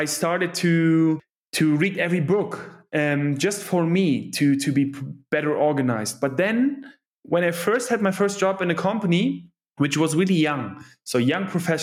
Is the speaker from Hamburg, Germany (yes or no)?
no; Cologne, North Rhine-Westphalia, Germany; originally, I'm from Cologne, so the western part of Germany